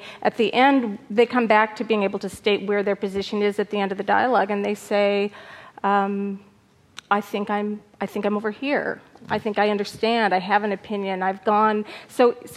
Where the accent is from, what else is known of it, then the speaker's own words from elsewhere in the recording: Arizona, United States; I'm from Arizona